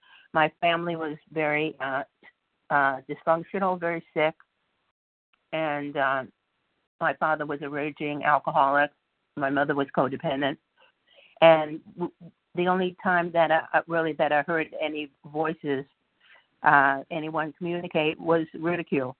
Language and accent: English; New York, United States; now in California, United States; I grew up in New York, and I was a chubby, cute little kid